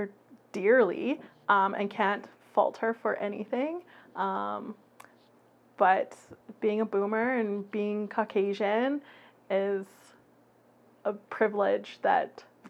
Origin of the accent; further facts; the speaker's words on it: Red Deer, Alberta, Canada; I was born and raised in the Red Deer area, but my family on my father's side is from the Lenape Nation. They are in Moravian Town, Southern Ontario.